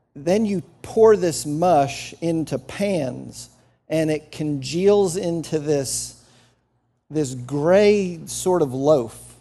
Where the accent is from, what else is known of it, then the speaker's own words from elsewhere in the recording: New Jersey, United States; moved away; I grew up in New Jersey